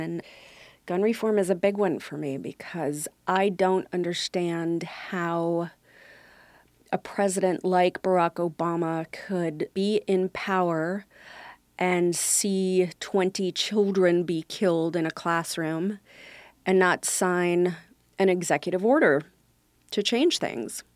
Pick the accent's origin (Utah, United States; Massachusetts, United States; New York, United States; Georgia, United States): New York, United States; New York City; also born or lived in Brooklyn, New York; we lived there until I was uh, four, and then uh, someone got shot in our neighborhood, and the bullet came through the front door of the house, and my parents moved us to Staten Island